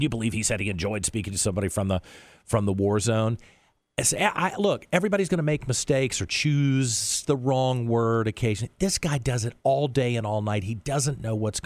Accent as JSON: {"language": "English", "country": "United States", "said": "as an American by myself over there representing a company"}